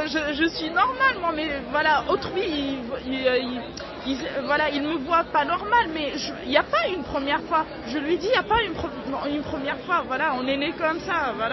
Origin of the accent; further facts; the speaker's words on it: Tunisia; moved away as an adult; now in France; on est venus ensemble de la Tunisie